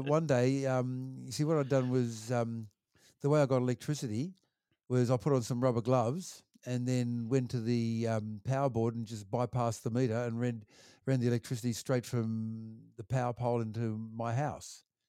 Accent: Wollongong, New South Wales, Australia; I grew up there in Wollongong and do, um, primary school and high school there

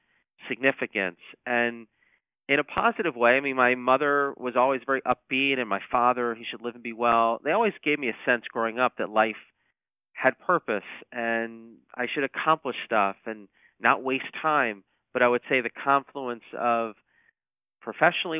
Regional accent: Atlanta, Georgia, United States; Atlanta, which is my hometown.

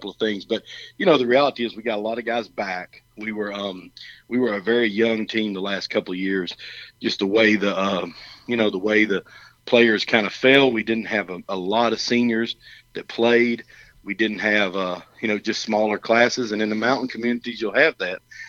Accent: Alabama, United States; moved away as an adult; also born or lived in Canton, Georgia; I'm from Alabama.

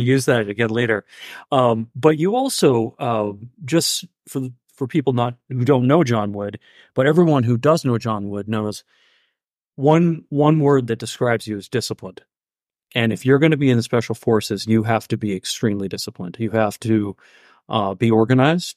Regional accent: Mount Vernon, Maine, United States; I grew up in Mount Vernon

